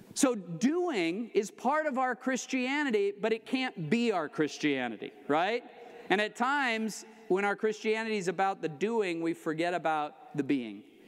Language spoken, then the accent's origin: English; Colorado, United States; also born or lived in California; now in Florida, United States; I grew up in Colorado, uh, lived here in California for 20 years.